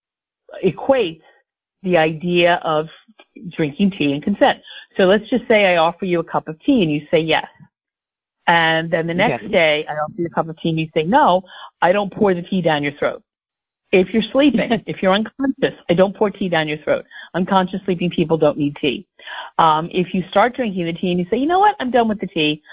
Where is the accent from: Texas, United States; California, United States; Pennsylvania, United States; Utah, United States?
Pennsylvania, United States; Philadelphia; also born or lived in Homestead, Florida / Bucks County, Pennsylvania; I grew up in the Philadelphia area, so this still feels like home